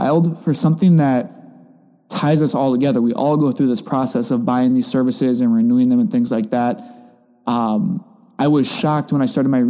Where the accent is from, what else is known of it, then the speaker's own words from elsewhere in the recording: Whitelaw, Wisconsin, United States; also born or lived in La Crosse; I grew up outside of Manitowoc in a really small town called Whitelaw.